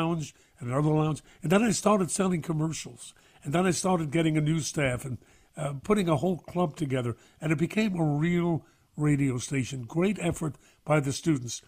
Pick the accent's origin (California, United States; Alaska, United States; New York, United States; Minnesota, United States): New York, United States; New York City; I'm a kid from Brooklyn